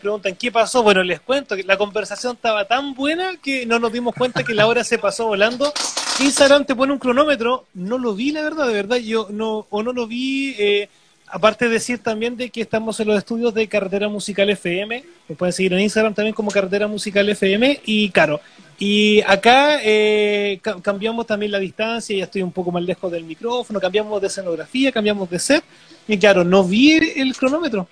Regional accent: Penco, Biobío, Chile; si bien no nací en Penco, muchos años de mi vida viví en Penco

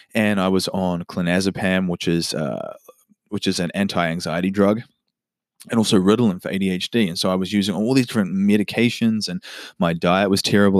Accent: Auckland, New Zealand; also born or lived in Whanganui, New Zealand; I was born in Wanganui, and at a young age, my family moved up to Auckland in New Zealand

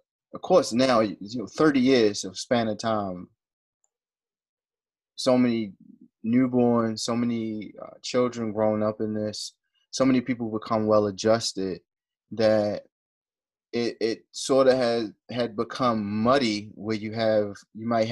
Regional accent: Baltimore, Maryland, United States; we're from Baltimore

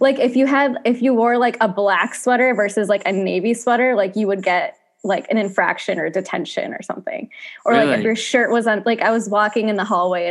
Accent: Pontiac, Michigan, United States; I was born in Pontiac, Michigan

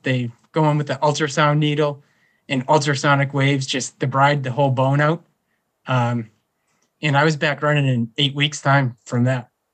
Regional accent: Whitman, Massachusetts, United States; I grew up in Whitman, Massachusetts. It's a small town about twenty miles south of Boston.

